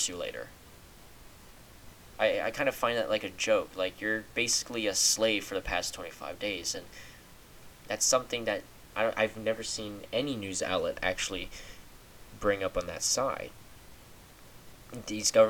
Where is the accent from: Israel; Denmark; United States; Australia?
United States; being American